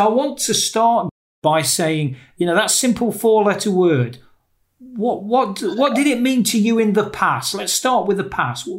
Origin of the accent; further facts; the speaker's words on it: Nottingham, East Midlands, United Kingdom; Today, I'm joined by somebody from my hometown in Nottingham in England.